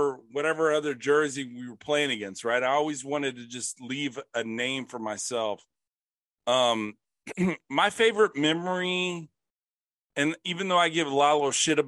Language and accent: English; Bastrop, Texas, United States; I'm from Bastrop, Texas